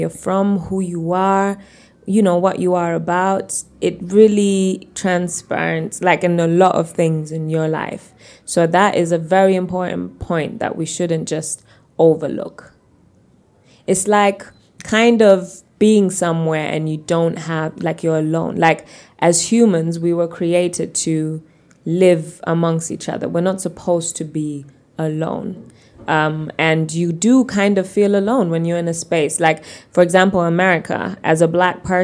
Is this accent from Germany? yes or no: yes; Germany; moved away as an adult; now in Uganda; being born and raised in Germany